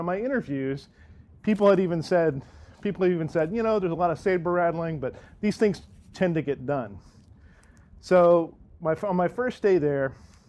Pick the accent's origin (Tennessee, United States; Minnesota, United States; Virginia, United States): Tennessee, United States; Nashville; moved away as an adult; also born or lived in Detroit; after growing up in Nashville. I'm a Belmont graduate. I'm a Good Pasture graduate before that. I've lived almost my entire life up to that point in Nashville.